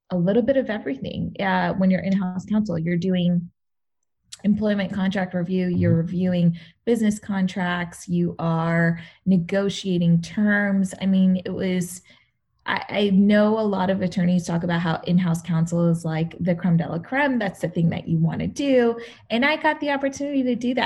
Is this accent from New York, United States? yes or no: yes; New York City, New York, United States; moved away as an adult; now in Los Angeles, United States; I grew up in Queens.